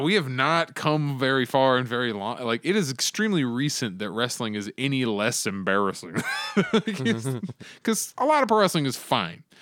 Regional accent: Arizona, United States; here in Arizona, my home state

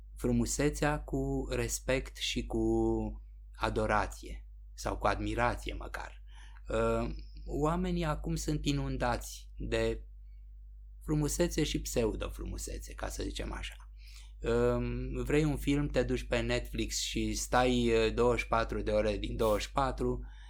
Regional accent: Romania; suntem români

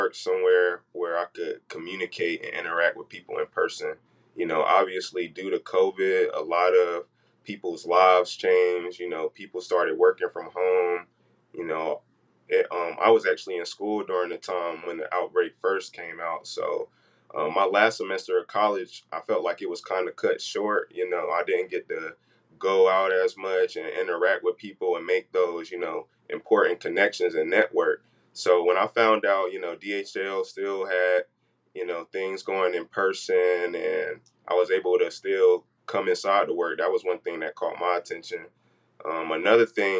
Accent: North Carolina, United States; moved away; I'm originally from North Carolina

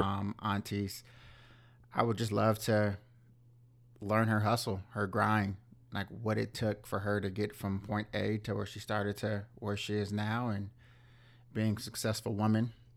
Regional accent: Southern California, United States; growing up in Southern California

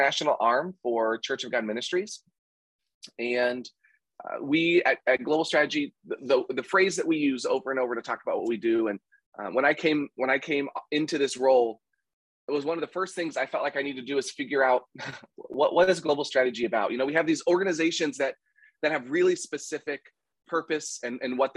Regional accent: Kansas, United States; now in Anderson, Indiana, United States; I grew up in Kansas

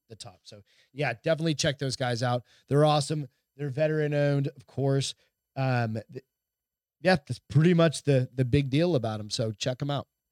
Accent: Hampton, New Hampshire, United States; my hometown, which is very small. Hampton, New Hampshire's really small

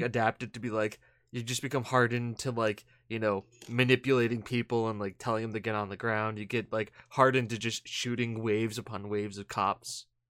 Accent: New England, United States; I'm from New England

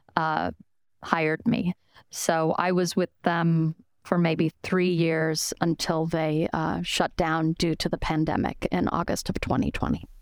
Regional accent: Denver, Colorado, United States; moved away as an adult; also born or lived in Spain / New York City; I'm originally from Denver, Colorado

